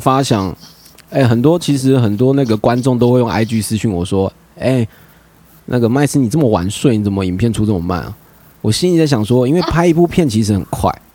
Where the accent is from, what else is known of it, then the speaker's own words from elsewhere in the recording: Hualien, Hualien County, Taiwan; now in Taipei, Taiwan; 我花莲人啊，可是虽然我是，我是住台北啦